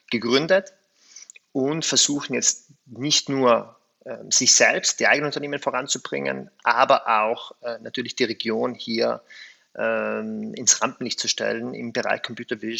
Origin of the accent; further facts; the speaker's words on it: South Tyrol, Italy; erstens bin ich Südtiroler, ich habe meine Wurzeln hier